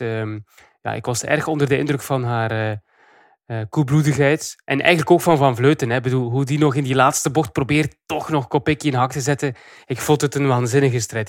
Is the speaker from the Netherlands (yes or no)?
no; Belgium; als Belgen